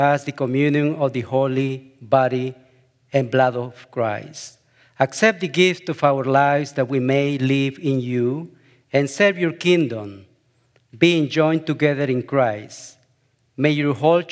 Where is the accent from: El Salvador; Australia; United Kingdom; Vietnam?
El Salvador; moved away as an adult; My wife, Karen, and I, we come from El Salvador, and we've been living in this beautiful town for close to 10 years.